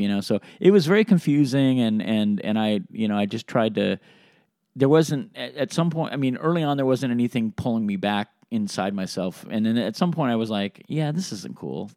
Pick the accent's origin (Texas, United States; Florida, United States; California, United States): California, United States; Sacramento; also born or lived in Reno; I was born in Sacramento